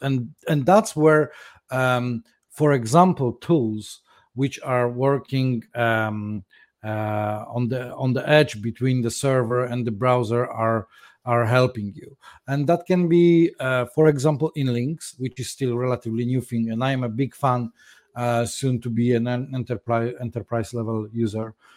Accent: Poland; now in London, United Kingdom; I was born in Poland some time ago.

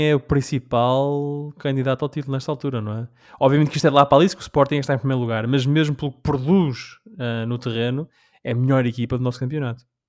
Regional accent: Rhode Island, United States; na minha terra de nascença há uma, uma cidade, uma vila chamada Newport

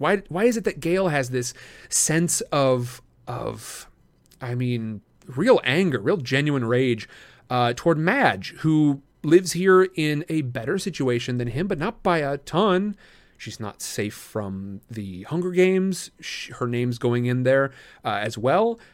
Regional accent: Midwest, United States; I grew up in the Midwest

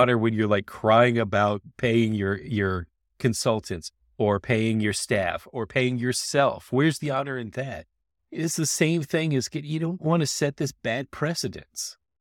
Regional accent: Florida, United States; I grew up in Florida

